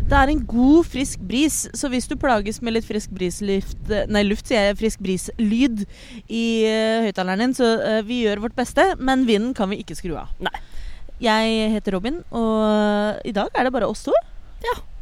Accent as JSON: {"language": "Norwegian", "region": "Oslo", "country": "Norway", "tie": "born or raised there", "said": "ellers så er jeg fra Oslo"}